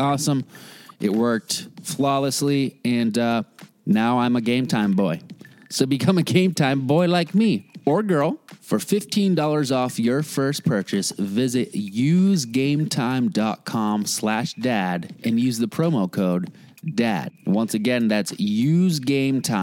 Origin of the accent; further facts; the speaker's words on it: near Cape Cod, Massachusetts, United States; I grew up near Cape Cod